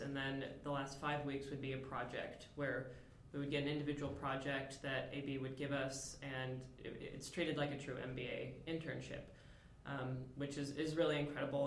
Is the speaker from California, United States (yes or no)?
no; Michigan, United States; I am originally from Michigan